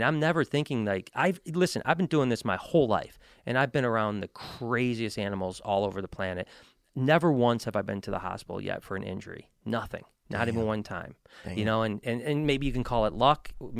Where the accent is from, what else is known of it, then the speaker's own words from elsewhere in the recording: Detroit, Michigan, United States; Well, there's not a lot of great stuff in Michigan, to be honest. That's why I'm from the Detroit area.